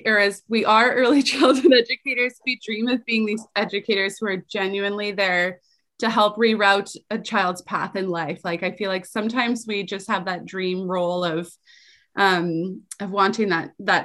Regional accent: Calgary, Alberta, Canada; I grew up in poverty in Calgary, the youngest of five children

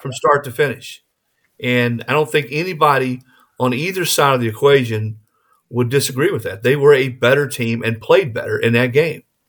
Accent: Rock Hill, South Carolina, United States; moved away as an adult; also born or lived in Saint Charles, Missouri; now in Tennessee, United States; I was born in Saint Charles, Missouri, right outside Saint Louis. uh, as a youngster, and then we moved to the Carolinas

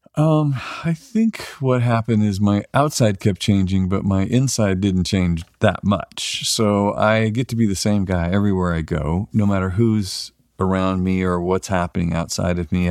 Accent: Weaverville, California, United States; we're from Weaverville, thirty-five hundred people

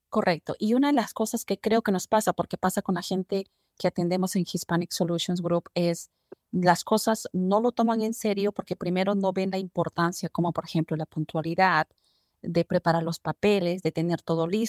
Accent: Colombia; moved away as an adult; now in Phoenix, United States; yo vengo de Colombia.

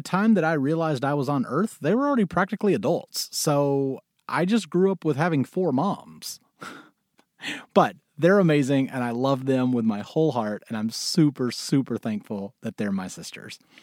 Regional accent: Mississippi, United States; moved away as an adult; also born or lived in Syracuse, New York / New York City / Los Angeles; I was born in Mississippi

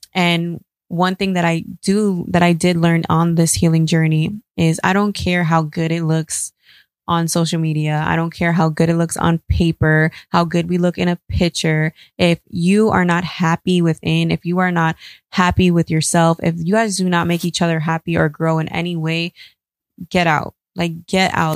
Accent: New York, United States; I grew up in New York

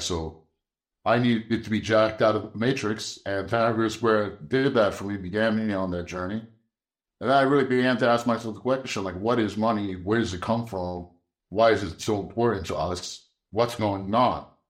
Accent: Egypt; moved away; And I was born in Egypt.

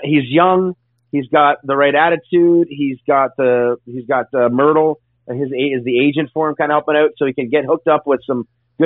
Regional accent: Canada; me being Canadian

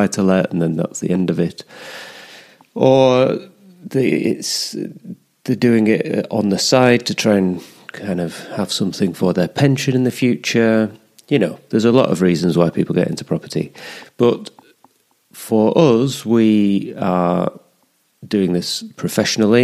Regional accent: the Pennines, England, United Kingdom; moved away as an adult; also born or lived in London / Scotland; now in Teesside, United Kingdom; I grew up in the Pennines.

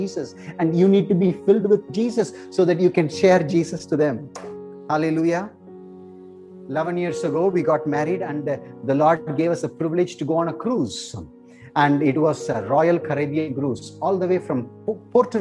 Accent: South India, India; I'm from South India

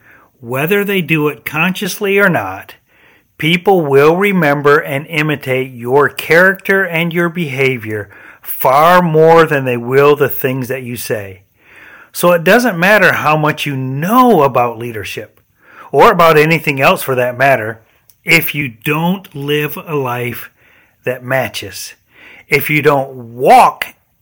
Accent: Michigan, United States; accent: northern; now in Florida, United States; When I moved from Michigan to South Florida, people commented at first about my northern accent.

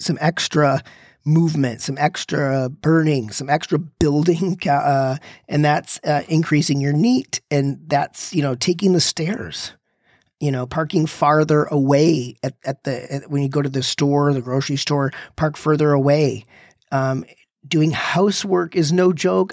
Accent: Michigan, United States; I'm from Michigan where it's very cold and we used to start the car in the morning

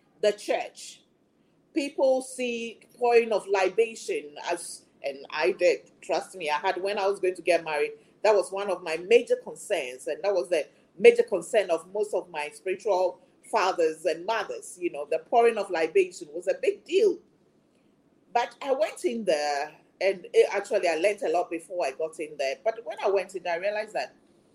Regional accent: Ghana; created me as a Ghanaian, as an African

